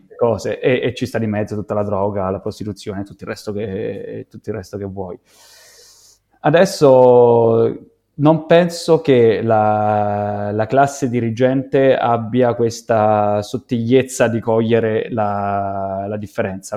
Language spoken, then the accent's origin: Italian; Santi Cosma e Damiano, Lazio, Italy; vengo da Santi Cosma e Damiano, un paesino rurale di duemilacinquecento persone